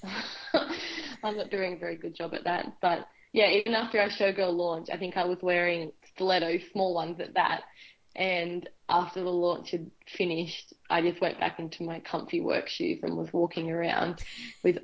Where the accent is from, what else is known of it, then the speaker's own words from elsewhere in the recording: Lower Belford, New South Wales, Australia; also born or lived in Singleton, New South Wales; I've been a part of the Singleton community all my life, growing up in Lower Belford, which is just outside Singleton, and I did my high schooling in Singleton.